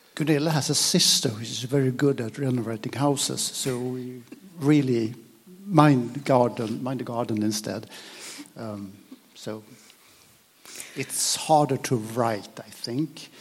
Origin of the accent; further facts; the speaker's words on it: Sweden; English is a second language; I'm Swedish, though I'm speaking English now.